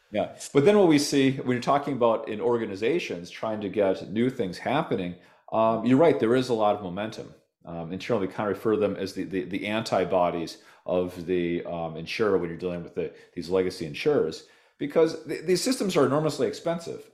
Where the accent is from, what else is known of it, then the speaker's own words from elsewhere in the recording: Minnesota, United States; also born or lived in Nevada / California; now in Austin, United States; I'm from Minnesota originally